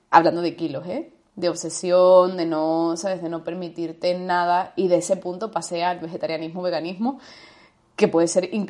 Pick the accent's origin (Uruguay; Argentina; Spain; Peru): Spain; Andalusia; o me daba mucha vergüenza mi acento, porque soy andaluza, aunque no se parezca que soy andaluza